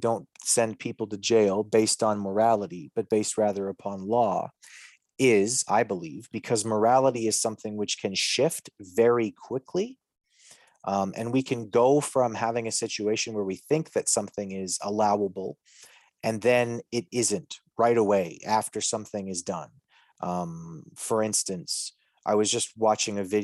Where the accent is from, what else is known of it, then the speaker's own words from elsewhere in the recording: Canada; as a Canadian